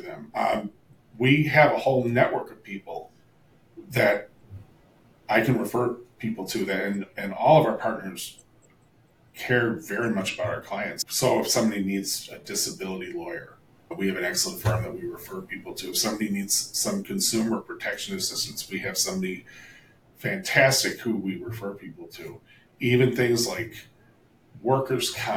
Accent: Milwaukee, Wisconsin, United States; moved away as an adult; also born or lived in Hollywood, Los Angeles; I grew up here in Milwaukee. I'm a Wisconsin native

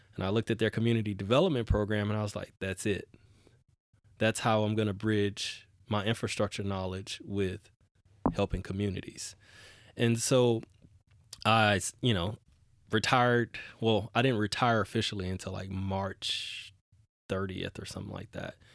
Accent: Houston, Texas, United States; now in Portland, United States; I grew up in Houston, Texas

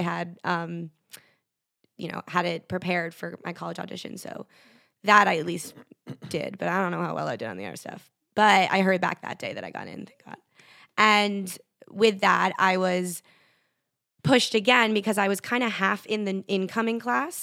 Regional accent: Connecticut, United States; moved away as an adult; now in New York City, United States; I stayed at home for a year in Connecticut

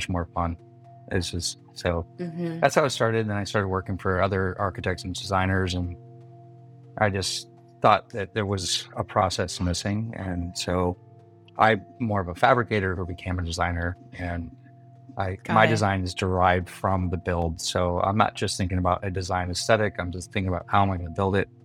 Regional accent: Milford, Michigan, United States; also born or lived in Detroit, Michigan; now in San Diego, United States; I'm from Detroit and we were out in the boonies. We were in Milford, Michigan

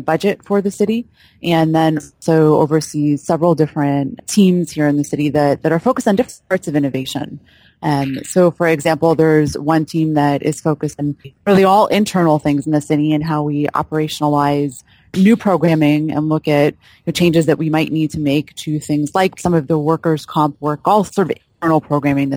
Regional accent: Long Island, New York, United States; I grew up in New York. I grew up in Long Island, New York.

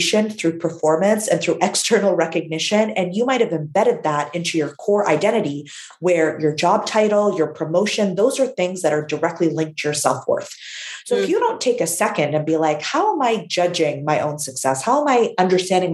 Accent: Canada; My parents immigrated from Syria to Canada.

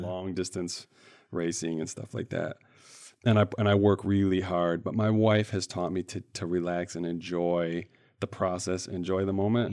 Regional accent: central Michigan, United States; I grew up in the Midwest here in Michigan, in central Michigan, couple different cities

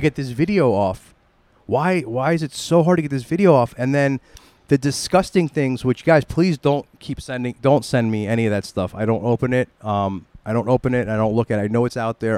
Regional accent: New York City, New York, United States; we're from the New York City area

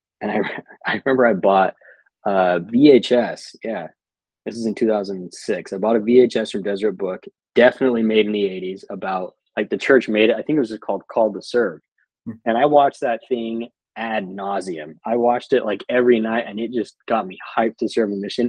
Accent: Logan, Utah, United States; I'm originally from Logan, Utah

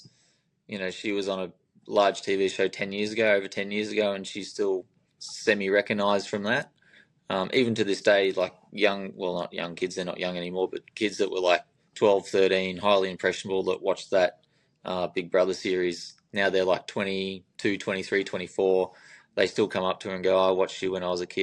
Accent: Albury-Wodonga, Australia; I'm from Albury, Wodonga

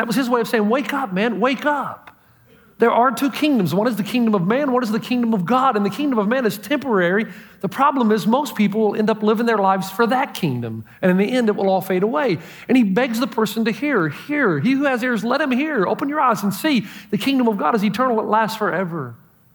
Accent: Elizabeth, New Jersey, United States; from somebody back in Elizabeth in my hometown of a classmate that died

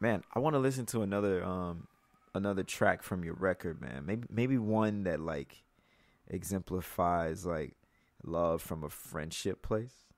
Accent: Mississippi, United States; I'm from Mississippi

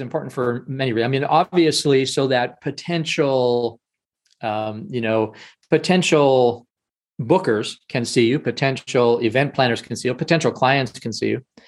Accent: Canada; I'm Canadian

